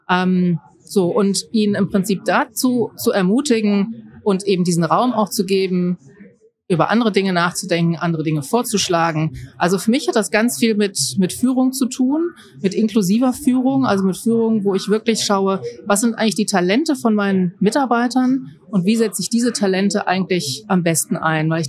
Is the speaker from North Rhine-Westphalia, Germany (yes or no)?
yes; Mönchengladbach, North Rhine-Westphalia, Germany; Ich komme aus Mönchengladbach. Das ist im Rheinland bei Düsseldorf.